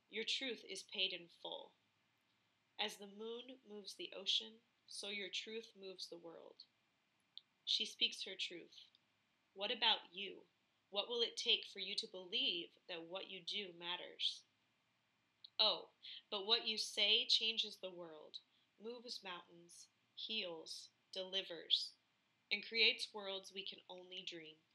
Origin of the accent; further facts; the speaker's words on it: Philadelphia, Pennsylvania, United States; moved away; also born or lived in Plymouth, Minnesota; It's in Philly, my home state.